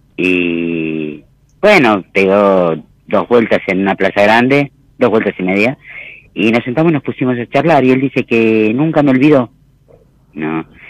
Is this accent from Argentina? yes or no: yes; Florencio Varela, Buenos Aires Province, Argentina; Yo soy de Florencio Varela